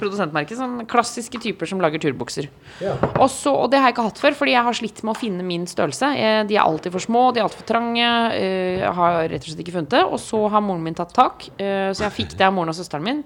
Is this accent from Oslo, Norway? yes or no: yes; Oslo, Norway; also born or lived in Trondheim; jeg bodde i Trondheim, men jeg sov hos mamma da Når jeg var hjemme i Oslo